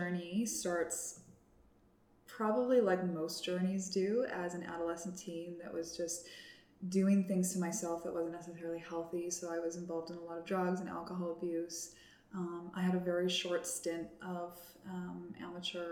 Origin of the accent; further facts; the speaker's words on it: Cranbrook, British Columbia, Canada; I grew up in Cranbrook, BC